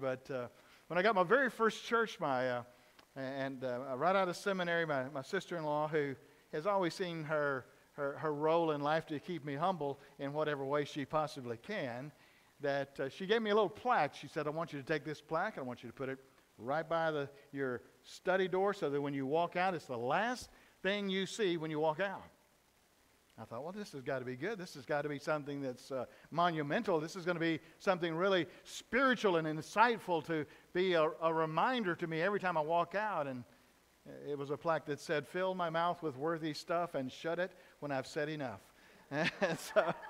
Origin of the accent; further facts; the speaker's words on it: Dawson, Georgia, United States; I grew up in South Georgia in a little town of Dawson.